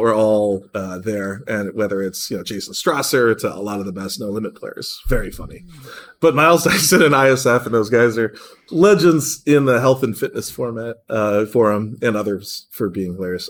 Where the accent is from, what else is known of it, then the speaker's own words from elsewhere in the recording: Cleveland, Ohio, United States; now in Seattle, United States; my hometown team, Cleveland, Ohio